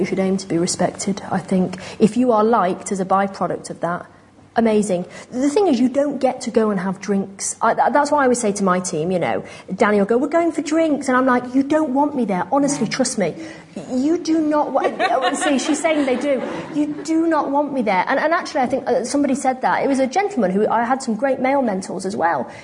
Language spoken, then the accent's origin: English; New York, United States; moved away; also born or lived in London, United Kingdom; I'm from New York originally